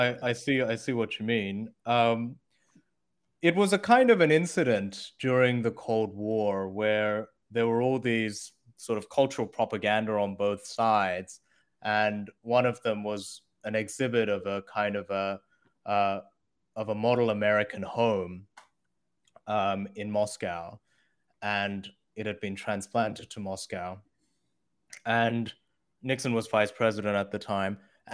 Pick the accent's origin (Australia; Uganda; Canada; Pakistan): Australia; also born or lived in Korea / United States / China; I was born in Korea, grew up in Australia, and then went to college in the US. And then I went over to China.